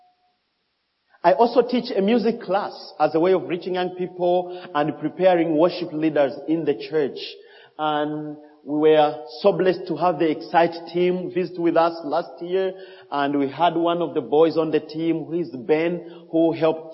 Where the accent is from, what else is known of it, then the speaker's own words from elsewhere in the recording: DR Congo; English is a second language; now in Malawi; I grew up in Congo where we just speak French